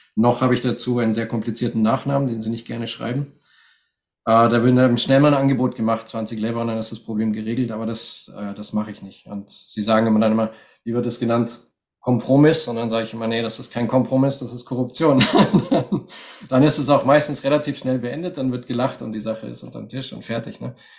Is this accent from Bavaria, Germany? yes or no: yes; Munich, Bavaria, Germany; moved away as an adult; also born or lived in Russia / Bistrica, Bulgaria; now in Sofia, Bulgaria; meine Kindheit in München